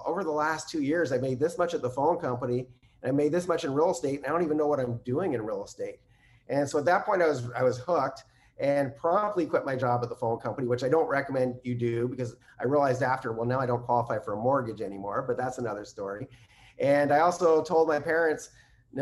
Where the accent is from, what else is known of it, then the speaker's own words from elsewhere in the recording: Canada; I'm Canadian